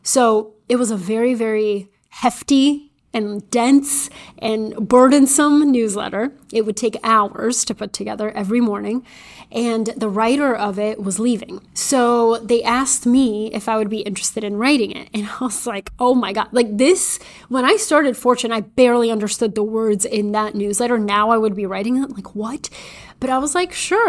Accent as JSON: {"language": "English", "country": "Bulgaria", "tie": "born or raised there", "moved": "yes", "said": "I was little, growing up in Bulgaria"}